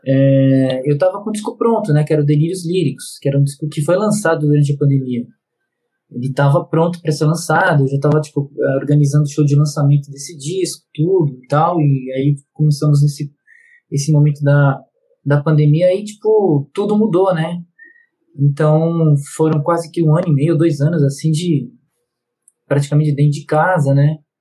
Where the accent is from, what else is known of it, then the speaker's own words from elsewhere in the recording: Bragança Paulista, São Paulo, Brazil; eu nasci em Bragança, mas passei um período, um período da infância em São Paulo